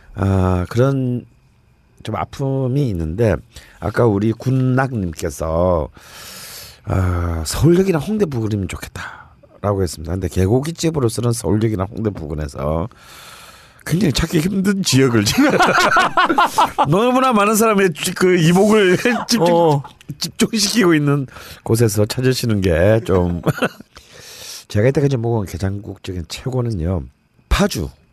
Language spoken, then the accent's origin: Korean; Busan, South Korea; 이 집은 제 고향에 있습니다. 부산에